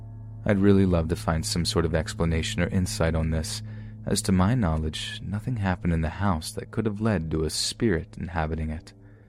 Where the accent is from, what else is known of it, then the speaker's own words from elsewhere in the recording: Alaska, United States; I was born and raised in Alaska, so living in the continental United States was a vastly new experience for me.